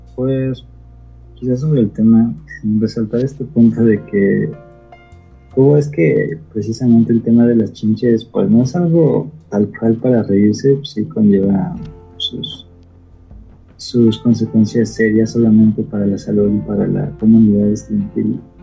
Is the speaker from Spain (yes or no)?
no; Mexico